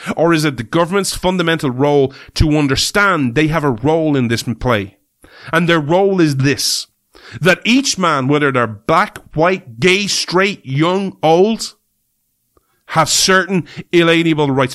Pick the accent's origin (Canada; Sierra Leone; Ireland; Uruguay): Ireland; We're Irish people